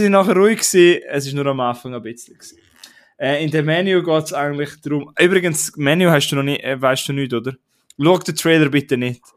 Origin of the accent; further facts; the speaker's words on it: Prättigau, Graubünden, Switzerland; Wir sagen bei uns in Prättigau oder in Graubünden sagen wir Hitch